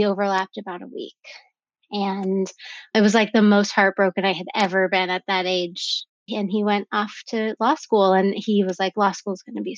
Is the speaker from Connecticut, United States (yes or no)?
no; an hour north of Santa Barbara, California, United States; I was just from an hour north of Santa Barbara